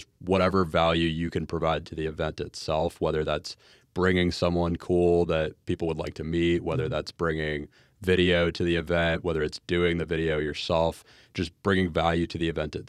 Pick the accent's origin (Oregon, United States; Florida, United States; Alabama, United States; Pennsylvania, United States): Florida, United States; Jacksonville; I'm from Jacksonville.